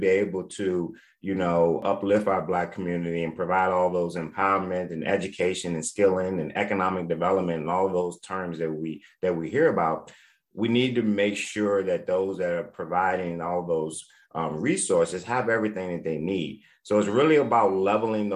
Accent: Richmond, Virginia, United States; born and raised in Richmond, Virginia.

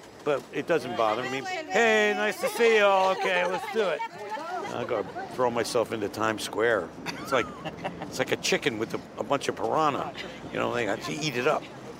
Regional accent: Asbury Park, New Jersey, United States; Okay, I'm from Jersey.

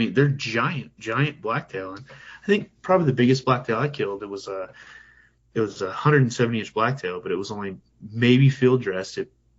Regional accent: Weed, California, United States; now in Keno, United States; Yeah, so I live in Keno, Oregon right now. It's kind of like Klamath Falls, but I'm originally from Northern California. Weed is the little town it's called.

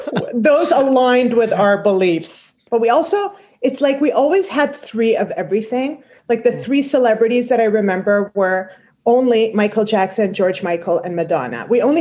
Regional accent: Kuwait; moved away; So in the Middle East, I grew up in Kuwait

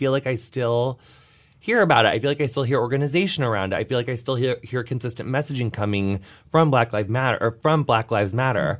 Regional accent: Illinois, United States; I'm from Illinois, and I've seen racial profiling from police officers my entire life

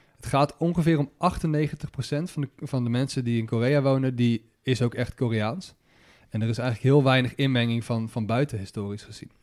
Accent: Netherlands

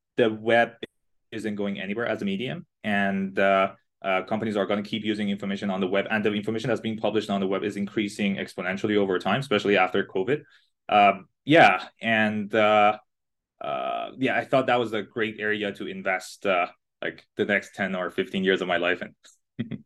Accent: Iran; English is a second language; now in Canada; I was born and raised in Iran, in a smaller city in Iran

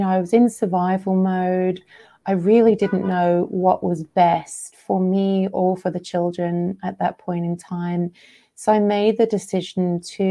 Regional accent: England, United Kingdom; moved away as an adult; also born or lived in Australia / India / Sri Lanka; I'm British. I grew up in England. Then I moved to Australia, then India, then Sri Lanka.

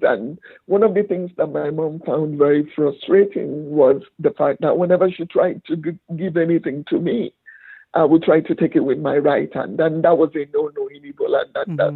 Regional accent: Aba, Abia, Nigeria; my childhood started in my village because most of the Igbo people ran to the villages to avoid the war

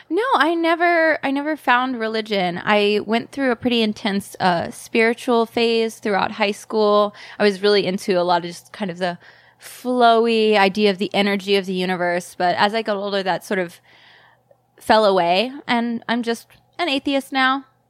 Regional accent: South Carolina, United States; moved away as an adult; also born or lived in New York; now in Los Angeles, United States; I grew up in South Carolina

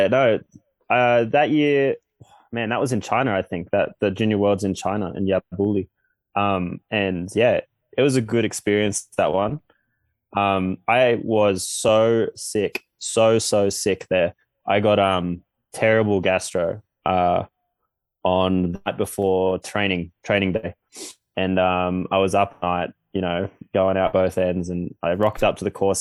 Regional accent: Australia; growing up in Australia

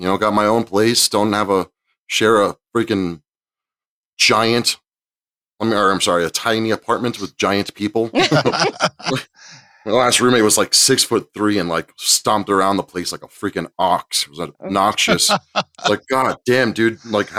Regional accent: New York City, New York, United States; I grew up in New York City

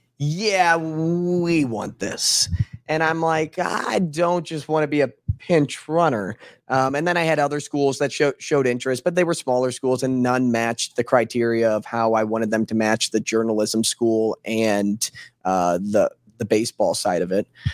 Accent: St. Louis, Missouri, United States

